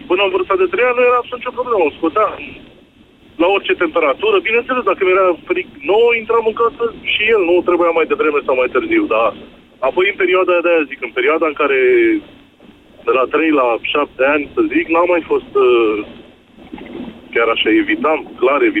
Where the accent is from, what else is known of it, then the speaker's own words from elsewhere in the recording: Pitești, Argeș, Romania; Din uh, Pitești.